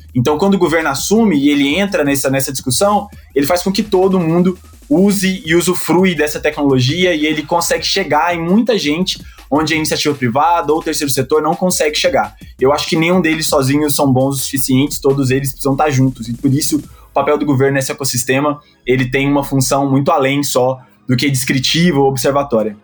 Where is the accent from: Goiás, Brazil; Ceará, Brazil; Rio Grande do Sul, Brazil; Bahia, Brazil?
Goiás, Brazil; Goiânia; moved away as an adult; also born or lived in Espírito Santo / Minas Gerais; Eu sou de Goiânia